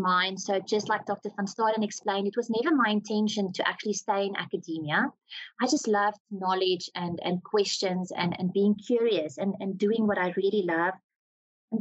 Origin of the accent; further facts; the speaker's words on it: Cullinan, Gauteng, South Africa; I come from Cullinan, just outside of Pretoria.